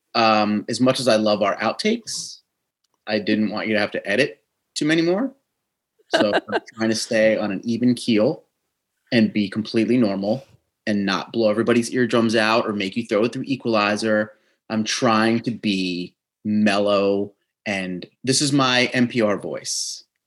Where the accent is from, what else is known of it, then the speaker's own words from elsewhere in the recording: New Jersey, United States; accent: Jersey; my Jersey accent